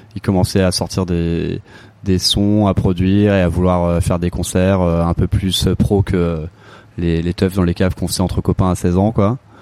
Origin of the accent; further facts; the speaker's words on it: Avon, Île-de-France, France; also born or lived in Paris; J'ai grandi en Seine-et-Marne, à Avon, donc dans le sud de la, dans le sud de la Seine-et-Marne